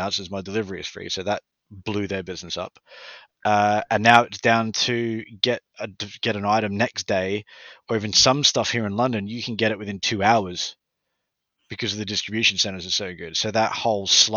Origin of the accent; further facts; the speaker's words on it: Australia; moved away as an adult; now in United Kingdom; I'm from Australia.